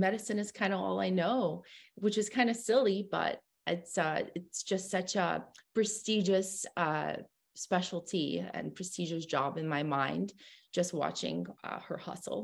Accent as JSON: {"language": "English", "region": "California", "country": "United States", "also_born_or_lived": "Russia", "said": "We're from California. We immigrated to California originally"}